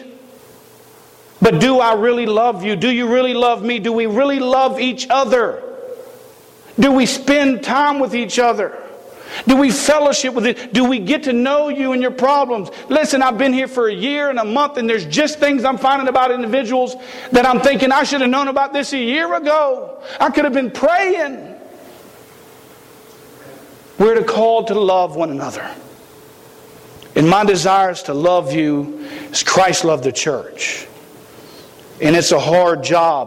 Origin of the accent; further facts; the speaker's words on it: South Carolina, United States; I am from South Carolina. We speak a little funny down there